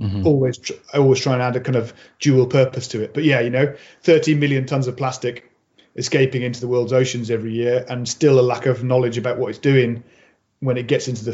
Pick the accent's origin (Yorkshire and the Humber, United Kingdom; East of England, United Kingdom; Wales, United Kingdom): Wales, United Kingdom; Mid; also born or lived in Birmingham; I grew up on a small holding on the side of a hill in Wales. Like, you know, we moved from Birmingham when I was four